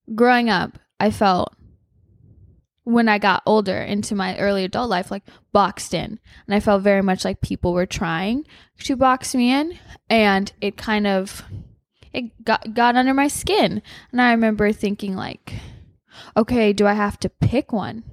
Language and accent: English; Hawaii, United States; I grew up in Hawaii